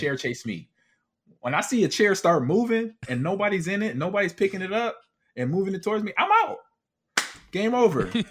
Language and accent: English; Nebraska, United States; I'm from Nebraska